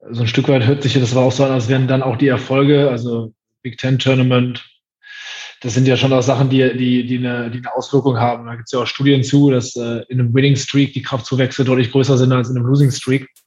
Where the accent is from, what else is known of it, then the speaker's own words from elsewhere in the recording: East Germany, Germany; Du, ich bin aus dem Osten. Da gab es Agenten nicht.